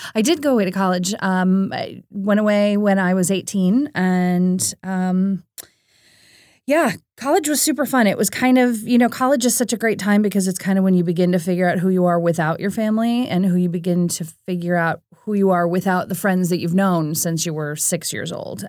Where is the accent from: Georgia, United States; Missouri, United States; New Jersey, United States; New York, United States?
Missouri, United States; St. Louis; I grew up in Saint Louis, Missouri, which is kind of right smack dab in the middle of the Midwest